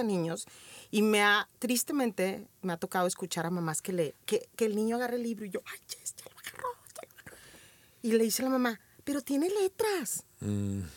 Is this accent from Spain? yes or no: no; Torreón, Coahuila, Mexico; Nací hace 46 años en Torreón, Coahuila